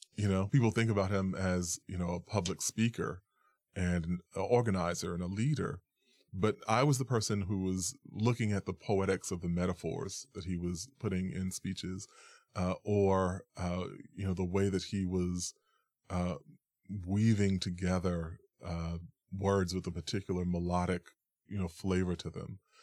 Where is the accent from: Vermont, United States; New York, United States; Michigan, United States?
New York, United States; I was born and raised in New York